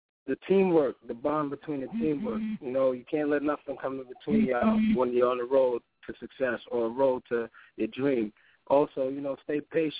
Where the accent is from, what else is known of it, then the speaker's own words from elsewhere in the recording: New York, United States; growing up as a New Yorker, listening to Hot 97